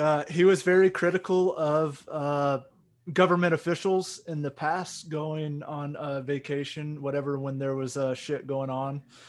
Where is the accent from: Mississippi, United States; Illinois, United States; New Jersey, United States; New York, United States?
Mississippi, United States; Vicksburg; moved away; My hometown of Vicksburg